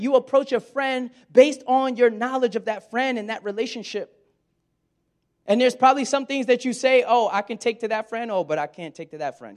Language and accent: English; Brooklyn, New York, United States; moved away as an adult; also born or lived in West Virginia; I'm from Brooklyn